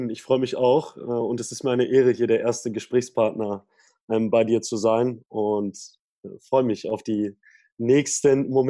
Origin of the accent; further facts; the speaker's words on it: Lower Saxony, Germany; Das hat gar nicht jedes Bundesland. Und bei uns in Niedersachsen wurde die fünfte und sechste Klasse dafür äh, ja, genutzt